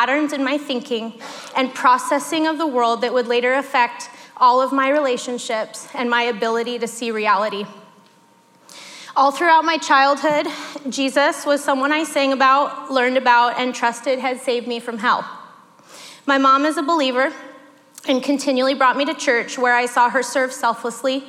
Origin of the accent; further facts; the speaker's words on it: Northern California, United States; I grew up in Northern California